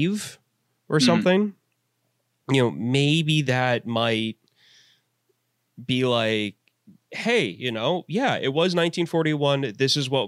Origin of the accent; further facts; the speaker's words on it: St. Louis, Missouri, United States; now in Pennsylvania, United States; growing up around St. Louis. I mean, that's on the edge of Tornado Alley.